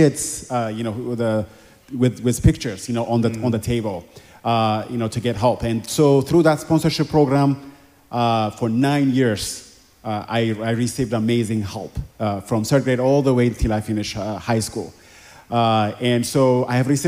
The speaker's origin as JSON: {"language": "English", "region": "Addis Ababa", "country": "Ethiopia", "tie": "born or raised there", "moved": "yes", "said": "I grew up in Ethiopia in a very impoverished community in Addis Ababa, Ethiopia"}